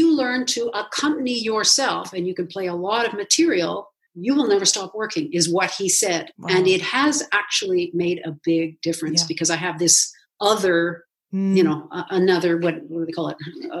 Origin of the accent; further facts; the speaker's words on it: Canada; we call it One Piano, Two Canadians.